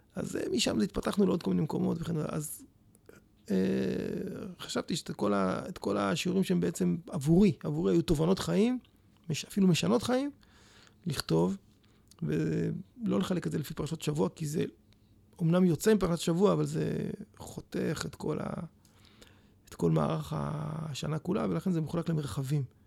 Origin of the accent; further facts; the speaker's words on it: Petah Tikva, Central District, Israel; also born or lived in Jerusalem / Netzarim; היה לי מאוד כיף לגדול כאן